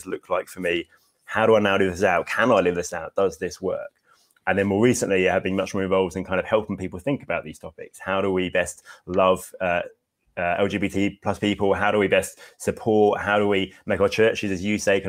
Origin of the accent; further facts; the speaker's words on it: Hastings, South East England, United Kingdom; now in Bexhill, United Kingdom; I grew up in Hastings, which is near, I live in Bexhill now